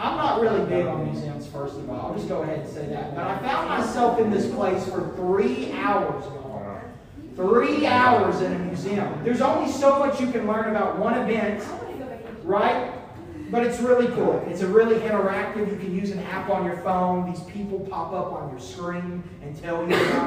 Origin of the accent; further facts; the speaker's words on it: small town near Oklahoma City, United States; moved away; before we went to my hometown, we did stay in Oklahoma City, the city, the capital